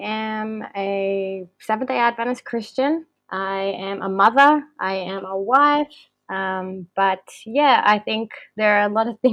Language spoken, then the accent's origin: English; Australia; also born or lived in Chile / Brisbane; I was born in Chile and came to Australia when I was 6. So my family migrated here. And yeah, so I call myself Australian